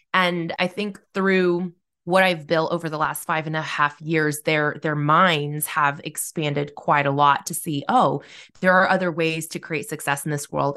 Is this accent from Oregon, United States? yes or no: yes; Corvallis, Oregon, United States; now in Salem, United States; I grew up in Corvallis, which is a small college town